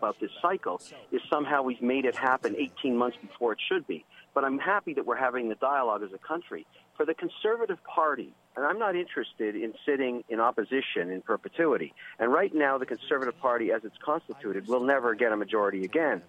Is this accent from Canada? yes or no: yes; Montreal, Quebec, Canada; now in Ontario, Canada; where I was born in Montreal